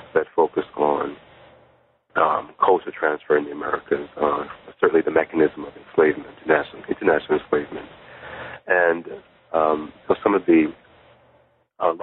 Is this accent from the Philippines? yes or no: no; Jamaica; moved away; I was born in Jamaica in the Caribbean, but my mother's family are from Ghana, West Africa